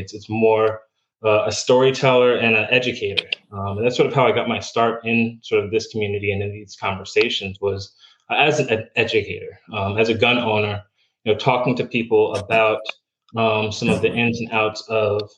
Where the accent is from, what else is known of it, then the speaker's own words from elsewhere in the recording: about an hour north of New York City, United States; moved away as an adult; also born or lived in Germany; now in Florida, United States; originally, I'm from New York. I grew up about an hour north of New York City